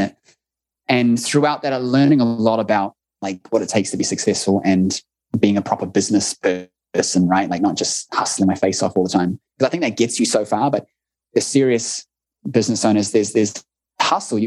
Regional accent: New Zealand; accent: New Zealand; It must be our accents

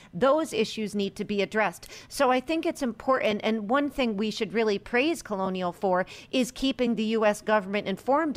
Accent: United States; as an American and a political scientist

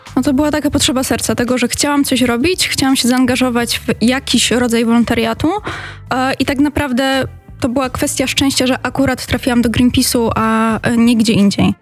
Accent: Katowice, Silesian Voivodeship, Poland; ja akurat e, pochodzę z Katowic

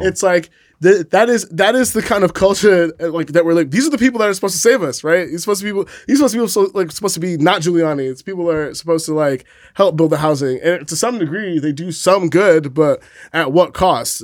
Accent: New York City, New York, United States; I'm from the Bronx. Like, I kinda grew up in, like, that weird cross-section between, like, immigration and poverty

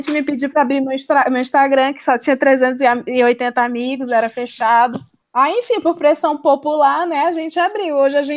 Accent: Ceará, Brazil; now in São Paulo, Brazil; É, sou do Ceará, moro em São Paulo há.

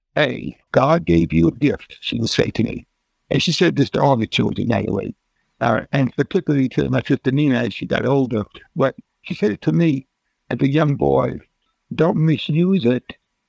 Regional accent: New York, United States; now in Philadelphia, United States; I'm from New York. And she said, …, I want to take you out to lunch. Now, remember, she's in New York and I'm in Philadelphia.

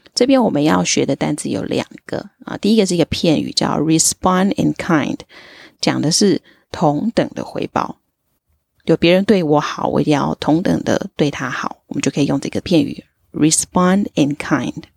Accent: Tainan, Taiwan; 我自己是在台南长大，然后从来没有出过国，但是一直以来都对英文非常非常的有兴趣。现在呢是在外商公司担任专案经理的工作

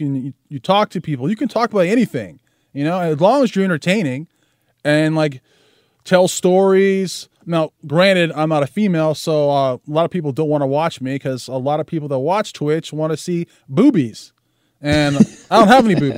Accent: San Jose, California, United States; I was born in San Jose, California.

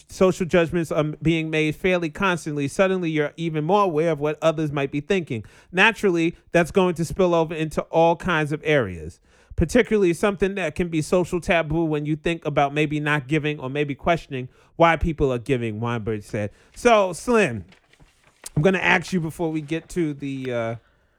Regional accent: New York, United States; I grew up in New York circa 2010.

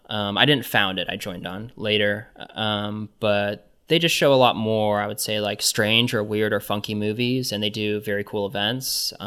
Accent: Kansas City, Missouri, United States; So in growing up in Kansas City, I've been going to the Nelson Atkins Museum of Art forever, and that's been like really a place for me.

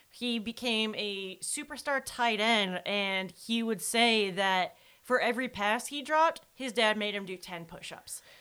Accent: Wisconsin, United States; I am from Wisconsin

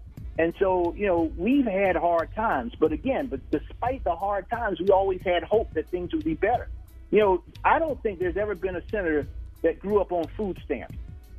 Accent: Orangeburg, South Carolina, United States; I grew up in Orangeburg, South Carolina, son of a teen mom.

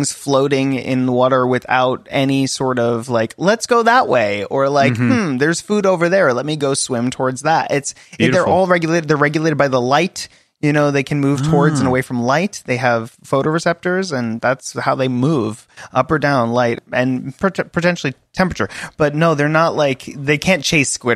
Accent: Florida, United States; I was raised in Florida from much of my life

